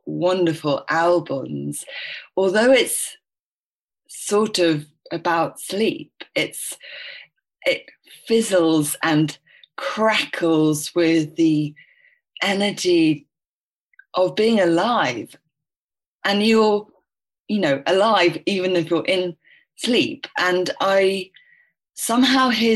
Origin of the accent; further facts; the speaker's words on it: London, United Kingdom; I was born in London.